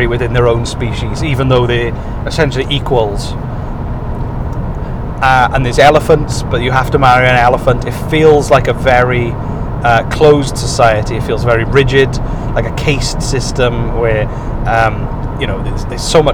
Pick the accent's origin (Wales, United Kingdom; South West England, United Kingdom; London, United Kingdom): Wales, United Kingdom; Welsh; because we're Welsh